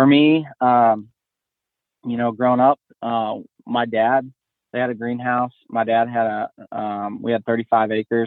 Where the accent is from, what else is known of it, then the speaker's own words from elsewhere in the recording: Northeast Ohio, United States; moved away; I grew up in Northeast Ohio is where I originated from.